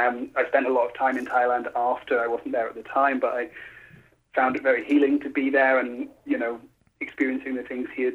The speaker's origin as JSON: {"language": "English", "country": "United Kingdom", "moved": "as an adult", "lives_now": "Los Angeles, United States", "said": "I'm British"}